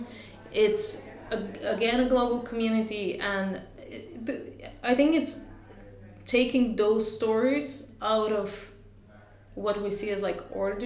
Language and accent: English; Bulgaria; now in Ireland; my home country, Bulgaria